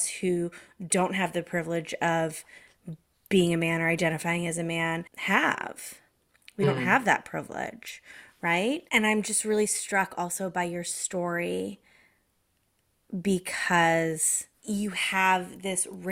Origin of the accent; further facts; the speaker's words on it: Massachusetts, United States; also born or lived in Connecticut; I was educated in Massachusetts from the age of 10 through high school